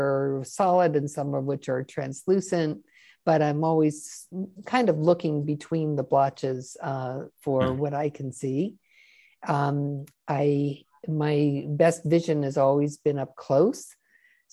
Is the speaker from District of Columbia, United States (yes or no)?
yes; Washington, District of Columbia, United States; I grew up in Washington, D.C. in the late 50s and 60s